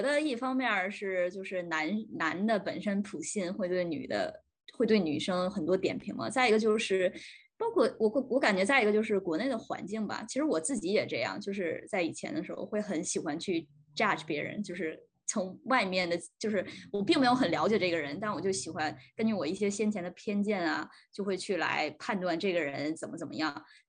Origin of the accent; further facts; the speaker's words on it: China; 我作为中国人